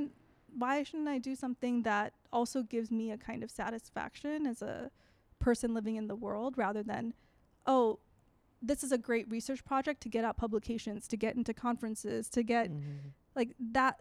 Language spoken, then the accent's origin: English; Chicago, Illinois, United States; growing up in Chicago